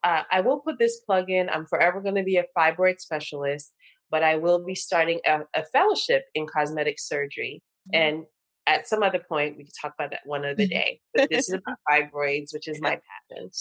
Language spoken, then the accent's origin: English; Nigeria; I'm Nigerian